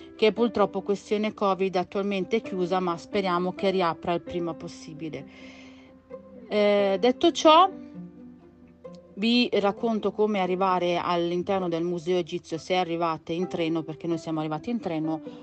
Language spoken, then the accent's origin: Italian; Campania, Italy; moved away; Io sono campana e nella mia città sul lungomare è pieno, attualmente non lo so perché manco da tanti anni